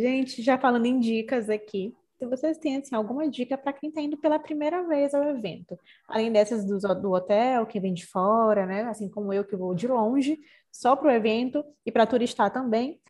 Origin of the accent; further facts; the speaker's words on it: Maranhão, Brazil; sou aqui do Maranhão